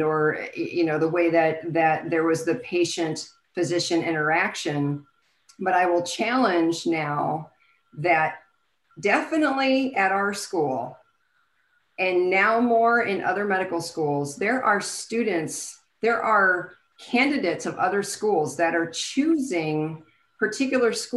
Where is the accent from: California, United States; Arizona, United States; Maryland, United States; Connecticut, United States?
California, United States; Southern; moved away as an adult; also born or lived in Iowa; I was born in Iowa, where meat and potatoes were, raised in Southern California, where it was all about health, and then now came down to the South for medical school